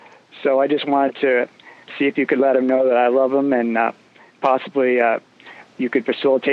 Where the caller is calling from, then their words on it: Safety Harbor, Florida, United States; I'm calling from Safety Harbor, Florida.